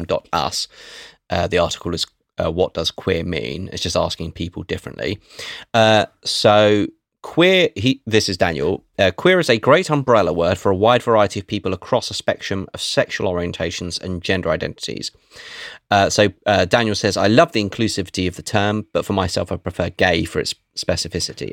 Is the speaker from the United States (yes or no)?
no; England, United Kingdom